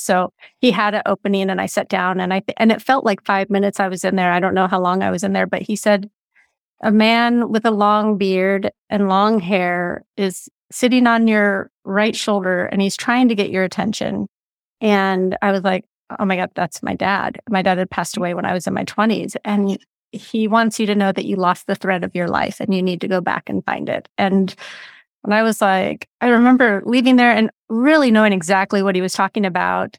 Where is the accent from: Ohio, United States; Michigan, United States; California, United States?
California, United States; Big Sur; moved away; I grew up in Big